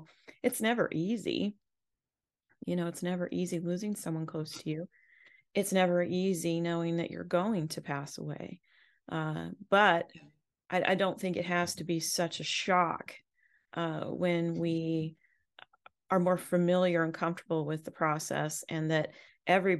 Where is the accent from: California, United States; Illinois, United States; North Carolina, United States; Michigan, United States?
California, United States; Southern; now in US South; I'm from Southern California